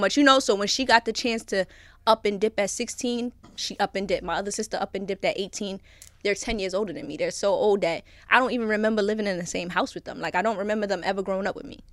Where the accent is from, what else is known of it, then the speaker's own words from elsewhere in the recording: New York City, New York, United States; born and raised in Brooklyn